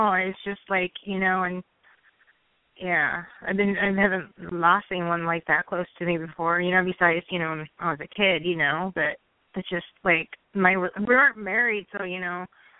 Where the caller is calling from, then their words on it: Hawaii, United States; I'm calling from Hawaii.